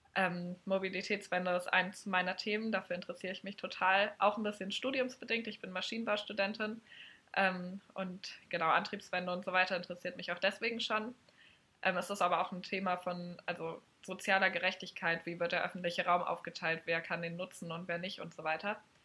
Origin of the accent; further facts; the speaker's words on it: Berlin, Germany; ich komme aus dem Norden von Berlin, aus Reinickendorf